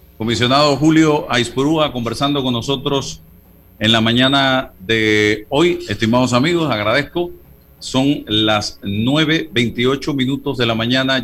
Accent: Panama

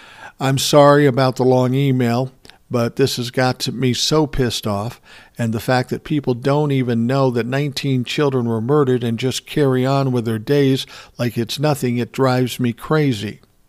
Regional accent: Connecticut, United States; Now, you know I'm from Connecticut, but on that day I will never forget when the news came in.

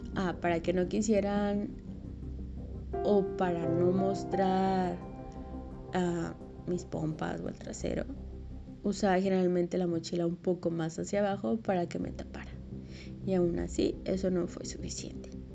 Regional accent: Mexico; moved away as an adult; also born or lived in Mexico City; Cuando yo recién me fui a la Ciudad de México, obviamente era foránea

